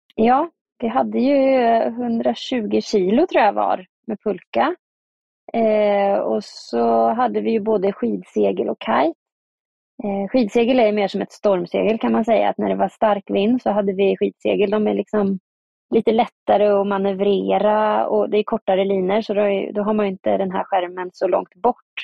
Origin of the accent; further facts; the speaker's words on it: Östergötland, Sweden; moved away as an adult; now in Tromsø, Norway; åka hem till Östergötland, där jag kommer ifrån